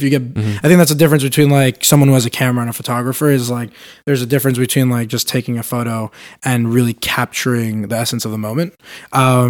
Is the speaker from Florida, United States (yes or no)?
no; New York City, New York, United States; now in San Francisco, United States; I grew up in Brooklyn, New York